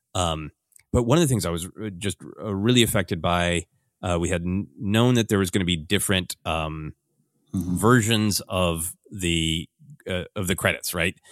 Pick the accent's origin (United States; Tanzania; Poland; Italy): United States; Minnesota; my cultural life uh, growing up in Minnesota